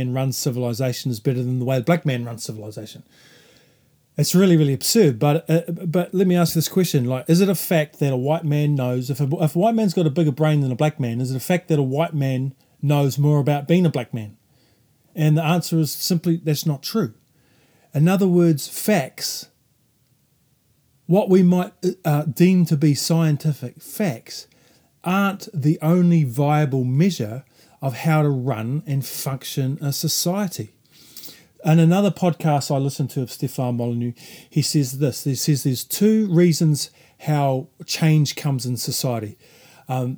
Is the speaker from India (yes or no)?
no; New Zealand